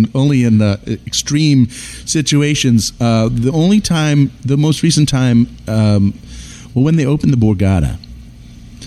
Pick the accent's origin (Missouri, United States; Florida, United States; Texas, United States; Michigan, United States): Michigan, United States; Detroit; now in Philadelphia, United States; I am coming from Detroit